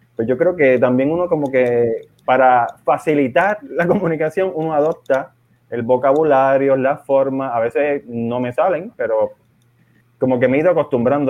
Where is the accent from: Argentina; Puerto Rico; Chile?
Puerto Rico; San Juan; moved away as an adult; also born or lived in Milwaukee, Wisconsin, United States; now in Madrid, Spain; Yo soy de las Falú, papi. Nacido y criado en Las Parcelas Falú